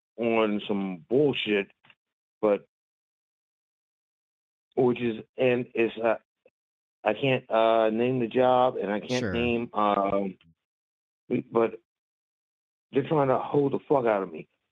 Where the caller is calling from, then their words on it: Philadelphia, Pennsylvania, United States; Hey, it's … from Philly.